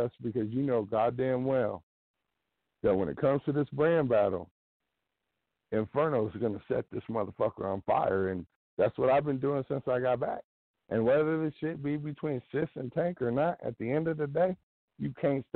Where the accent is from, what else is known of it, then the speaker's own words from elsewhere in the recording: Illinois, United States; also born or lived in Missouri (small town east of Kansas City); now in near Kansas City, United States; I live in, a little small town, about 45 minutes east of KC, originally from Illinois